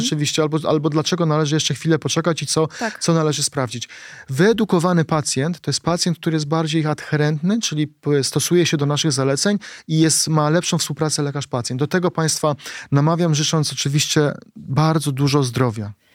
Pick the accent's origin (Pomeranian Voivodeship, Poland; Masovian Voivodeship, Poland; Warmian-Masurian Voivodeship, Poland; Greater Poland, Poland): Masovian Voivodeship, Poland; Płock; moved away; wracam do mojego rodzinnego Płocka i spotykam moich kolegów, e, gdzie się wychowaliśmy na bloku, blokowisku